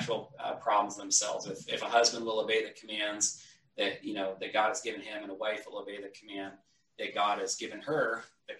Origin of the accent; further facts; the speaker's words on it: Northern California, United States; moved away as an adult; also born or lived in Southwest Washington; now in Washington, United States; My wife and I grew up in Northern California together. That's where we spent most of our lives before coming to Washington